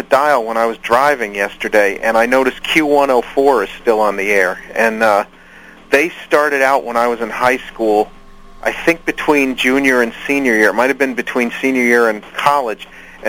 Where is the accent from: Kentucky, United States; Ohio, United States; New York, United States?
New York, United States; Yeah, yeah. And, you know, when I was a kid back in the late 70s and early 80s, the FM radio was pretty good.